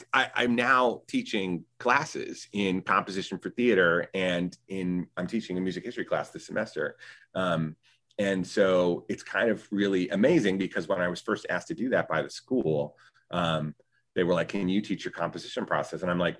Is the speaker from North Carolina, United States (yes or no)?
yes; Winston-Salem, North Carolina, United States; also born or lived in Chicago; I worked at local community theaters where I grew up in Winston-Salem, North Carolina.